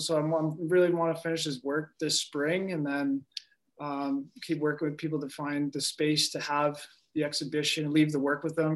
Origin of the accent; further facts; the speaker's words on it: Brantford, Ontario, Canada; also born or lived in Sioux Lookout, Ontario; now in Lac La Ronge, Canada; I was born in Sioux Lookout, Ontario. Uh, I was raised in Brantford, Ontario. Um, right now, I'm living in Lac Roche, northern Manitoba.